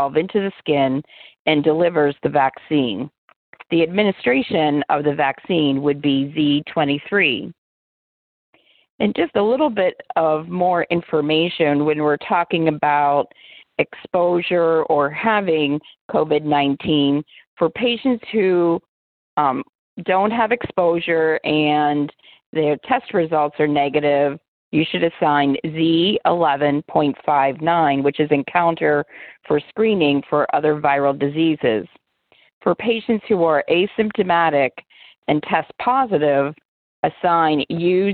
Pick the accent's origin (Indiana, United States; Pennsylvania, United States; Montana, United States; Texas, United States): Pennsylvania, United States; Pittsburgh; my hometown of Pittsburgh, Pennsylvania